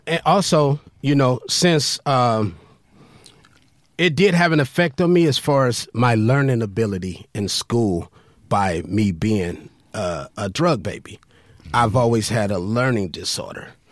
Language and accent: English; Compton, California, United States; I grew up in Compton